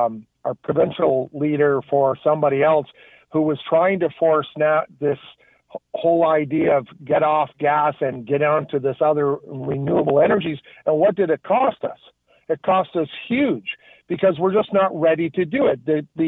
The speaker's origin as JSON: {"language": "English", "region": "Ontario", "country": "Canada", "said": "I'm from the Ontario, lived here three generations, both cattle and horse farms."}